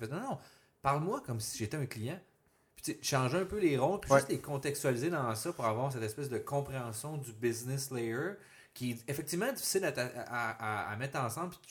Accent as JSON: {"language": "French", "town": "Montreal", "region": "Quebec", "country": "Canada", "moved": "yes", "lives_now": "Quebec City, Canada", "said": "Montréal, c'est très bilingue."}